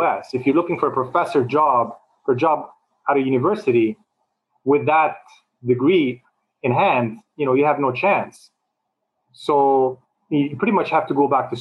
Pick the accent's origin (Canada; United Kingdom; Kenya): Canada; Montreal, Quebec; moved away as an adult; also born or lived in New York City, United States / China; now in Toronto, Canada; when I grew up in Montreal, I always had friends from all over